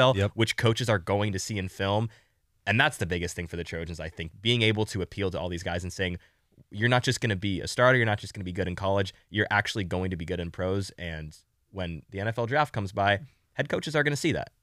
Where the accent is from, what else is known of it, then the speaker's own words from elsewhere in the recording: San Diego, California, United States; I'm from San Diego